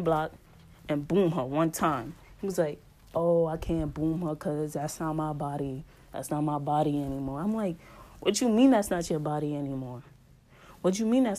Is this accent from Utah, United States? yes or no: no; New York City, New York, United States; accent: New York; my New York accent